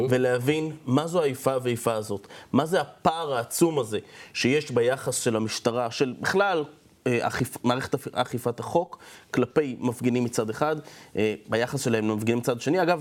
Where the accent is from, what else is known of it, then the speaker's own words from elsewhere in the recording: Jerusalem, Jerusalem District, Israel; עכשיו, אני גדלתי בשכונת מאה שערים, ראיתי הרבה הפגנות בחיי, לא מעט.